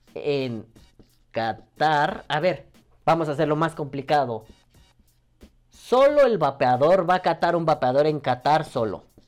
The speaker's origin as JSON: {"language": "Spanish", "country": "Mexico", "said": "como mexicano"}